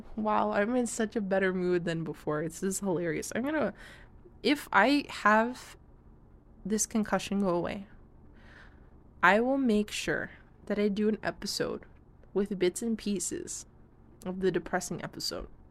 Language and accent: English; Canada; I am a Canadian.